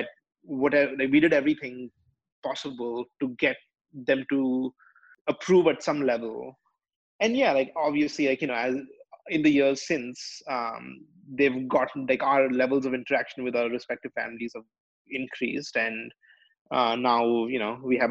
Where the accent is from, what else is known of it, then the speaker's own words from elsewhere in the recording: India; now in United States; I'm Indian